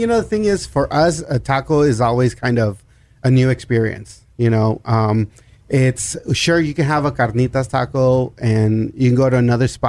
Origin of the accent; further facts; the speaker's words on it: El Paso, Texas, United States; now in Austin, United States; El Paso, Texas, y'all. Hashtag El Paso strong. Yeah, you know, I grew up, you know, along the border.